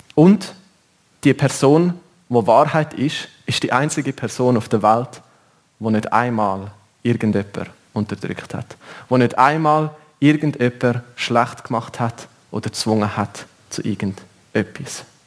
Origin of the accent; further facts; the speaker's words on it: Switzerland; bei uns in der Schweiz